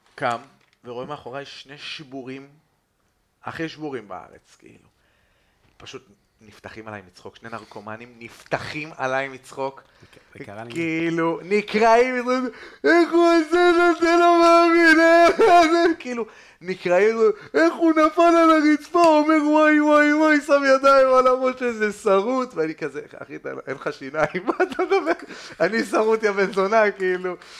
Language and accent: Hebrew; Jerusalem, Jerusalem District, Israel